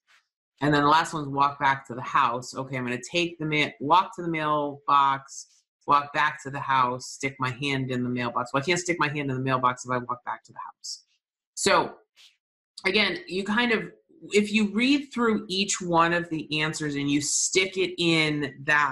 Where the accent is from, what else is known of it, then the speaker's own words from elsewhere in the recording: New England, United States; I'm from New England